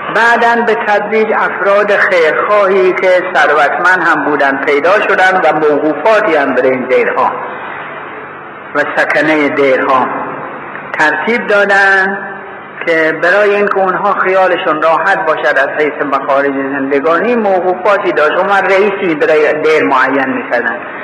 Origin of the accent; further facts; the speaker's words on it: Iran; گفتم ایرانی هستم